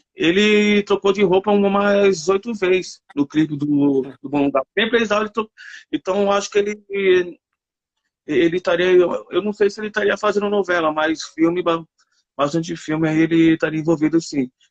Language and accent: Portuguese; São Paulo, Brazil; eu sou aqui da Sul